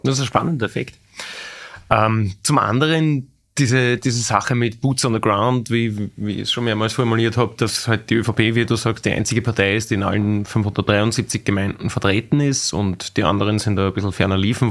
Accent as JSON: {"language": "German", "region": "Lower Austria", "country": "Austria", "said": "Wir sind beide Niederösterreicher"}